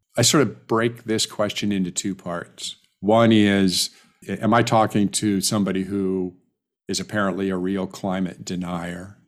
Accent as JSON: {"language": "English", "region": "California", "country": "United States", "said": "I'm a Californian"}